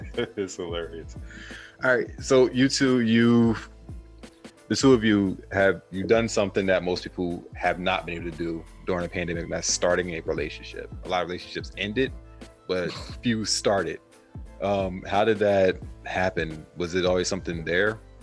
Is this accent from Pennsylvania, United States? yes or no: yes; Pennsylvania, United States; I'm from Pennsylvania, so like just northeastern tie